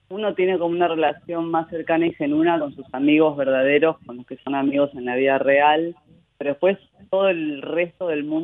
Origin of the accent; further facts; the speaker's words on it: Buenos Aires, Argentina; Pero en la adolescencia volví a Buenos Aires, que para mí, mis viejos un día me dijeron, bueno, volvemos a Argentina, y para mi hermano, para mí, como, como que volvemos, nosotros no teníamos recuerdos de Argentina